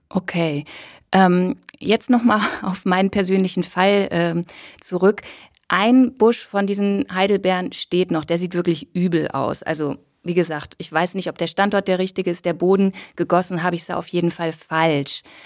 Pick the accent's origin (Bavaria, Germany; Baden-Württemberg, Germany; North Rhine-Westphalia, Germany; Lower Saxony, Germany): North Rhine-Westphalia, Germany; Cologne; ich komme ja aus Köln